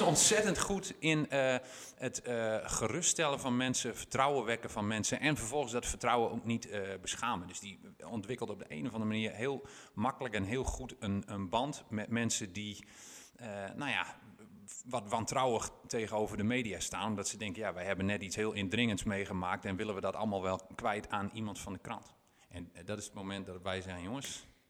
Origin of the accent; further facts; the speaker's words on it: Winschoten, Groningen, Netherlands; ik, ben geboren en getogen in Winschoten